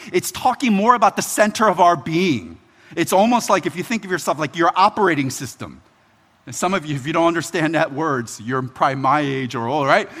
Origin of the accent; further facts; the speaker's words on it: Philadelphia, Pennsylvania, United States; now in Baltimore, United States; It's home to me, but I'm originally from Philly.